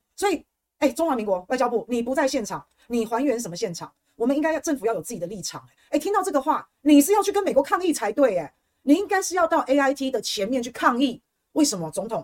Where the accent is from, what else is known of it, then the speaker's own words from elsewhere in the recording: Taiwan; 我身为台湾人